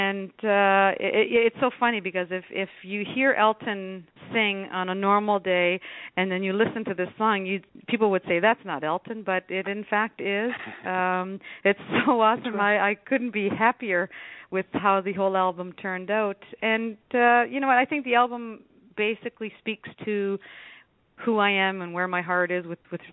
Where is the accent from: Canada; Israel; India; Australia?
Canada; Temagami, Ontario; moved away as an adult; also born or lived in North Bay, Canada; now in St. Catharines, Canada; I come from Temagami, where you can't ask for a more beautiful place if you just want to, you know, relax and enjoy the surroundings of what nature brings. And I lived there for, I guess, about 12 years before I went away to college in North Bay